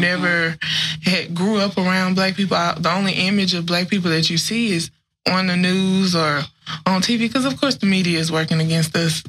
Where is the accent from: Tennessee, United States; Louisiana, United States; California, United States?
Louisiana, United States; Grambling; I grew up in Grambling, which is a college town